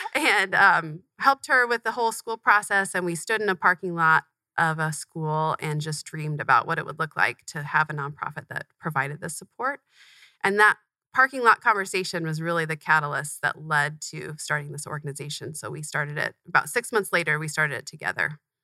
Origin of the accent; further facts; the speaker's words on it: Tempe, Arizona, United States; I grew up in Tempe, Arizona, not far from where we're recording right now. Um, moved here when I was really young, but have lived here ever since